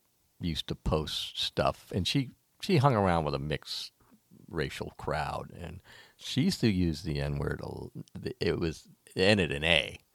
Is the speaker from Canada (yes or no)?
no; the South, United States; Well, I was raised in the South